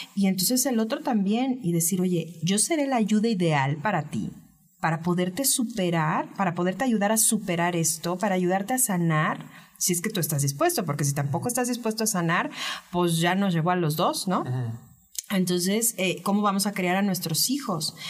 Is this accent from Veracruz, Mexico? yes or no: yes; Veracruz, Mexico; soy jarocha